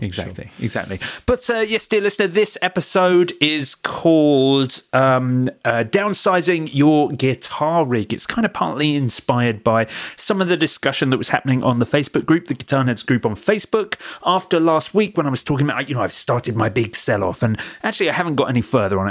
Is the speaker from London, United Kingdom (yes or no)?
no; Watford, East of England, United Kingdom; moved away as an adult; now in Brighton, United Kingdom; I left my hometown as soon as I could